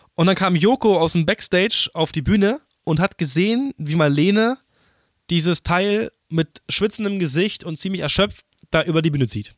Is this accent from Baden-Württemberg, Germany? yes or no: no; Berlin, Germany; ich bin Berliner